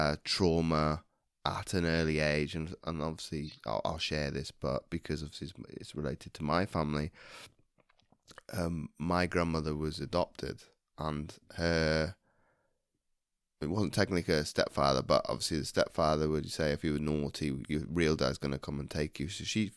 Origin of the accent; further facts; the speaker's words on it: United Kingdom; And obviously, gosh, with both of us being British and you being a Londoner